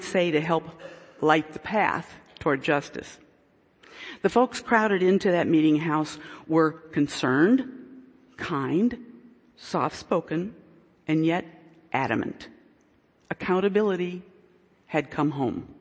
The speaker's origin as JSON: {"language": "English", "region": "Delaware", "country": "United States", "said": "I'm from Delaware"}